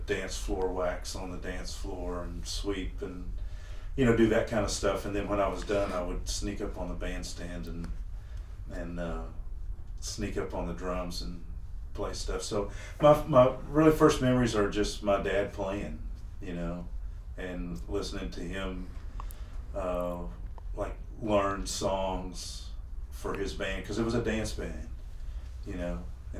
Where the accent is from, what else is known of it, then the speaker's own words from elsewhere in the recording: Amarillo, Texas, United States; my dad was in the music business. He had a nightclub there in Amarillo for 30 some odd years.